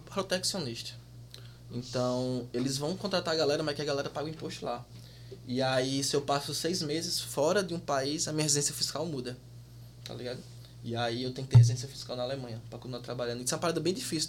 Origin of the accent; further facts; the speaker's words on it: Paraíba, Brazil; moved away as an adult; also born or lived in Rio de Janeiro / Campina Grande; now in Munich, Germany; sou da Paraíba